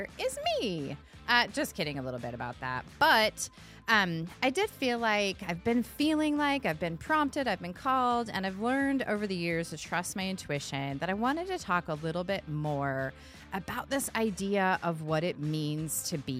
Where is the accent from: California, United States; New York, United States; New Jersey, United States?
California, United States; I was born and raised in California